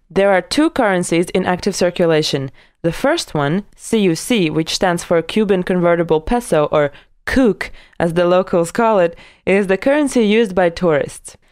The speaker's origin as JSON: {"language": "English", "country": "Latvia", "tie": "born or raised there", "said": "my hometown in Latvia"}